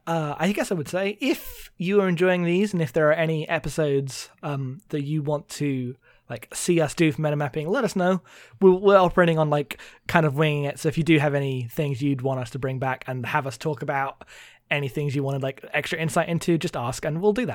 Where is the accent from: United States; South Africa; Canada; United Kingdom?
United Kingdom; I'm too British.